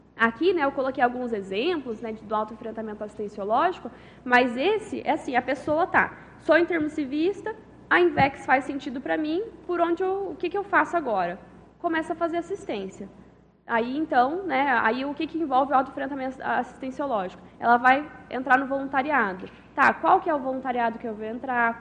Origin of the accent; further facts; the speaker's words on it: Conceição dos Ouros, Minas Gerais, Brazil; moved away as an adult; now in Foz do Iguaçu, Brazil; eu sou natural de Conceição dos Ouros, Minas Gerais